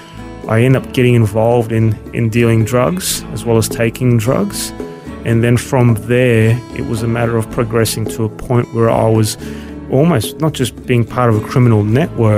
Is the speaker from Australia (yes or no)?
yes; Brisbane, Queensland, Australia; also born or lived in Melbourne; So we moved to Brisbane, and I grew up in Brisbane from there on.